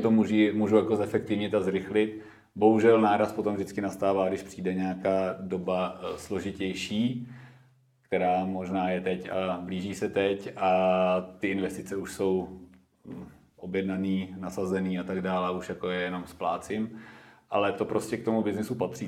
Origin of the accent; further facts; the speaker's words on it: Klášterec nad Ohří, Ústí nad Labem Region, Czechia; now in Prague, Czech Republic; v klášterci na to hří, odkud já pocházím